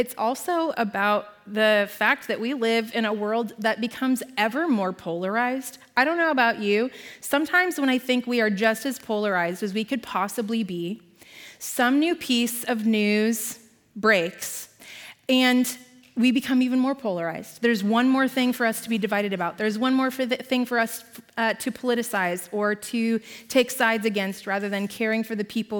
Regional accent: Nevada, Iowa, United States; We grew up in Nevada, Iowa.

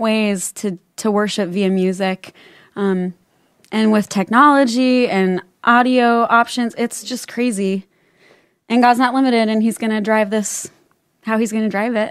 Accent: West Des Moines, Iowa, United States; I grew up here in West Des Moines

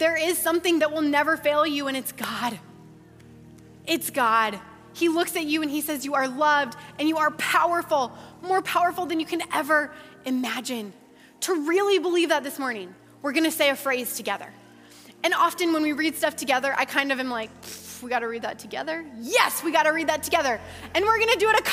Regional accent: Ankeny, Iowa, United States; I grew up in Ankeny, I grew up at Hope

